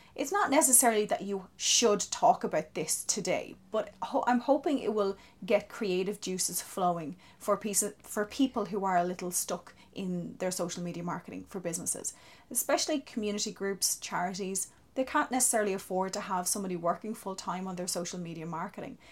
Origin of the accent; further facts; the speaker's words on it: Wexford, Leinster, Ireland; now in St Mullins, Ireland; I'm originally from Wexford, living in the beautiful Saint Mullins at the moment.